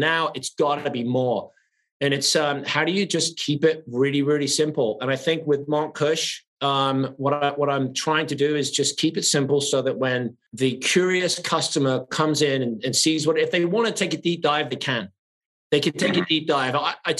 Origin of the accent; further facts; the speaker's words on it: England, United Kingdom; moved away; I came from England with nothing 30 years ago.